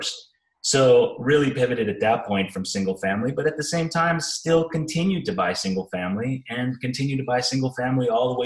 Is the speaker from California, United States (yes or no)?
yes; Bay Area, California, United States; moved away as an adult; now in Arizona, United States; I'm originally from the Bay Area